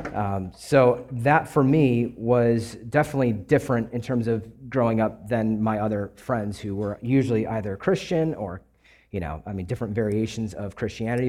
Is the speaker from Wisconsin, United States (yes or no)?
yes; Kenosha, Wisconsin, United States; also born or lived in Louisiana; I grew up in Wisconsin, uh, Kenosha, Wisconsin, actually, right on the border of Illinois.